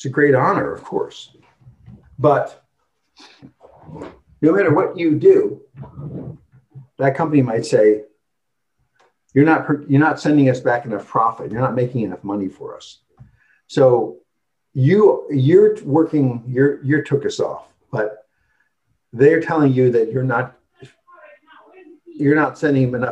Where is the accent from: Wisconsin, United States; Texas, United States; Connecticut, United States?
Wisconsin, United States; now in Seattle, United States; I'm from Wisconsin